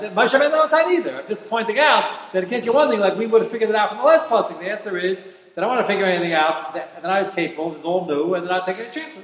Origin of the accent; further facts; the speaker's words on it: United States; I'm an American